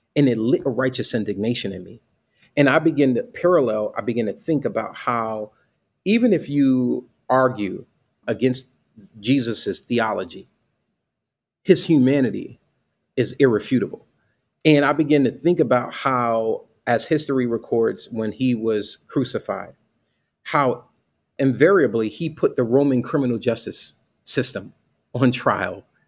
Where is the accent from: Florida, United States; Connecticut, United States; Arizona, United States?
Connecticut, United States; Bridgeport; I grew up in Bridgeport, Connecticut